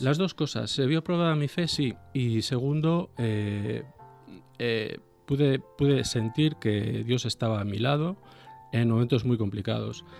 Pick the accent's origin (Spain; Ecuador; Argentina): Spain; Vigo, Galicia; moved away as an adult; now in Bilbao, Spain; yo natural soy de Galicia, de una ciudad que se llama Vigo